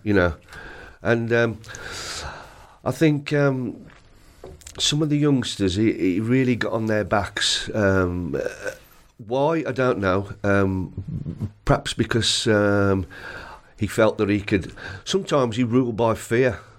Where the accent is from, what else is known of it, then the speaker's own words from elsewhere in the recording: Carrick, West Midlands, United Kingdom; I was born in Carrick, which is only about twelve, twelve mile away